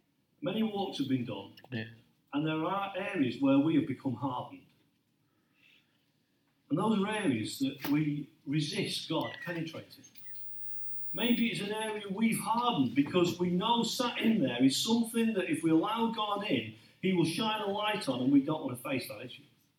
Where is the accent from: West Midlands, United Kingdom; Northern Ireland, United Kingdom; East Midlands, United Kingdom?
East Midlands, United Kingdom; Lincolnshire; I grew up in Lincolnshire